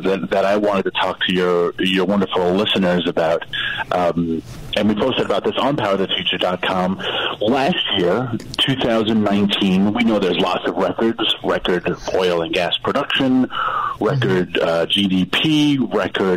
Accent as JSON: {"language": "English", "region": "East Coast", "country": "United States", "said": "I'm from the Queen East Coast"}